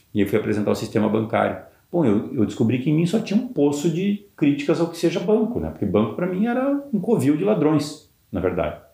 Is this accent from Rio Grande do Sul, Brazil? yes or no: yes; interior of Rio Grande do Sul, Brazil; also born or lived in Porto Alegre; Eu sou do interior do Rio Grande do Sul